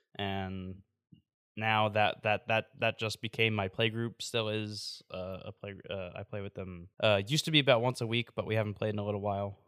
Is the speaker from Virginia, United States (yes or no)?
no; New York, United States; moved away; also born or lived in Davenport; I'm from New York originally